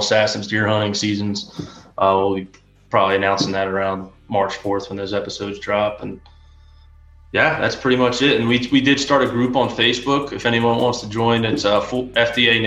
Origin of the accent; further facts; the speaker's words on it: right outside of Philadelphia, Pennsylvania, United States; I grew up in right outside of Philadelphia